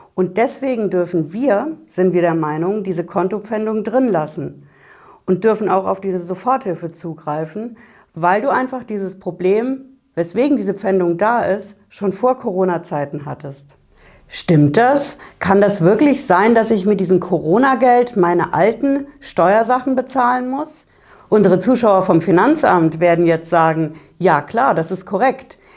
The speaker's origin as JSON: {"language": "German", "region": "Hesse", "country": "Germany", "said": "bei uns in Hessen hier"}